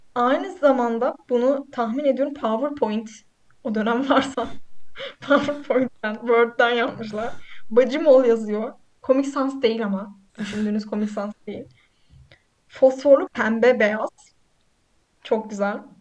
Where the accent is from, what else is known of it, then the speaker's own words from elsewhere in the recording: Black Sea Region, Turkey; ben Karadenizliyim.